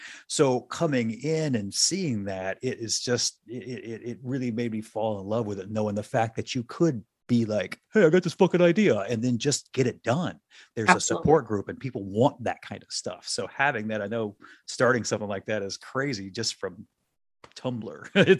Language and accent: English; Mississippi, United States; also born or lived in upstate New York; now in Chicago, United States; I'm a transplant. I'm originally from Mississippi. I moved here from upstate New York, where I was working at that time.